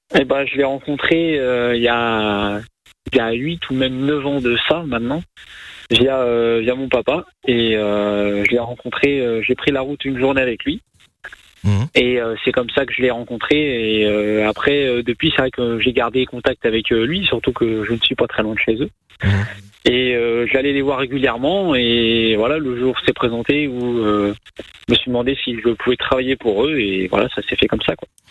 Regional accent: Sarthe, Pays de la Loire, France; moi, je suis originaire de la Sarthe

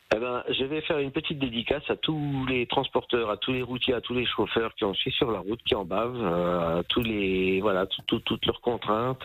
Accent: Saint-Amé, Grand Est, France; et moi je suis né à Saint-Amé dans les Vosges

